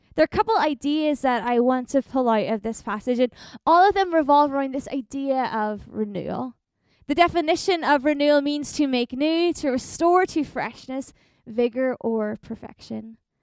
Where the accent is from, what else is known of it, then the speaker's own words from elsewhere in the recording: Northern Ireland, United Kingdom; moved away as an adult; also born or lived in Ontario, Canada; now in Winnipeg, Canada; I grew up in Northern Ireland, but I've been in Canada now for about four and a half years